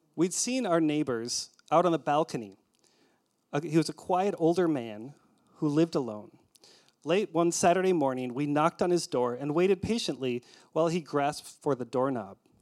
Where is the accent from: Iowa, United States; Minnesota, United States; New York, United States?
Minnesota, United States; moved away as an adult; also born or lived in Trondheim, Norway; we're Minnesotans